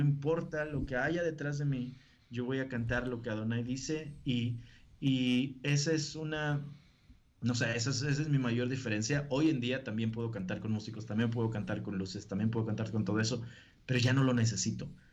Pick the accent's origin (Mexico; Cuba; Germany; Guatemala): Mexico; Río Bravo, Tamaulipas; accent: norteño; yo nací en Río Bravo, viví y he vivido en Río Bravo prácticamente toda mi vida hasta el día de hoy